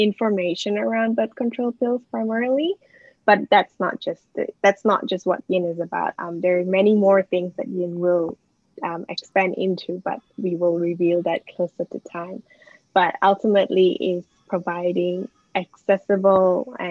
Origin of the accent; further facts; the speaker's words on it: Malaysia; moved away as an adult; now in Melbourne, Australia; I went to school in Malaysia